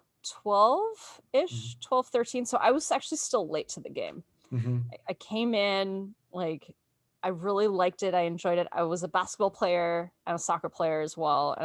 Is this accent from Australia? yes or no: yes; Australia; moved away as an adult; now in United States; I grew up in Australia